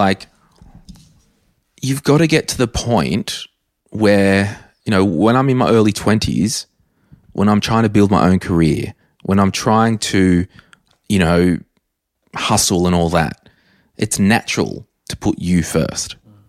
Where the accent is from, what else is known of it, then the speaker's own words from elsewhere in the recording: Berkeley Vale, New South Wales, Australia; growing up in Berkeley Vale, if I earned $100,000, yeah. that's awesome.